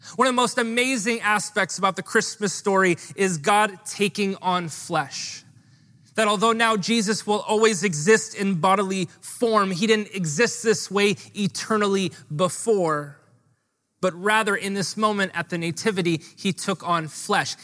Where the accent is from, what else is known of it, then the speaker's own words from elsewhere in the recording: Honolulu, Hawaii, United States; I grew up in Hawaii Kai, which doesn't provide you a lot of street cred